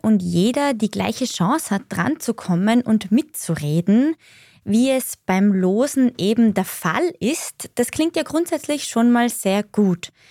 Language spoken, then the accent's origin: German; Austria; bei uns in Österreich